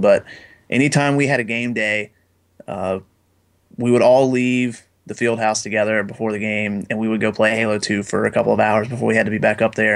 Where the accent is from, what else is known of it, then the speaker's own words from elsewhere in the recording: Jay, Florida, United States; very small town in Florida by the name of Jay, Florida